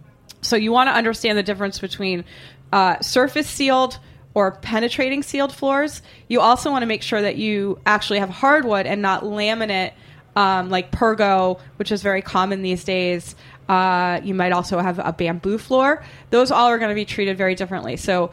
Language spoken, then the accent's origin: English; Boston, Massachusetts, United States; I laugh and laugh and laugh because I'm from Boston and I have the mind of a 13-year-old boy. And it sounds to me like how we would say boner in Boston.